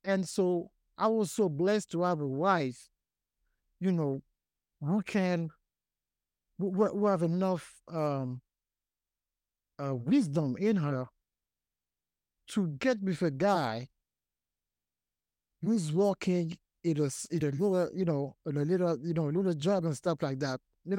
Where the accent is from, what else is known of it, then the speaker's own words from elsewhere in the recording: Paris, Île-de-France, France; born there; I was born in Paris, France.